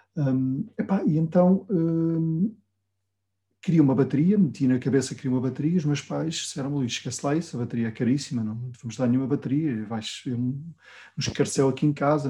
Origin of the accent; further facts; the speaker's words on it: Vila Real, Norte, Portugal; eu vinha de Vila Real sozinho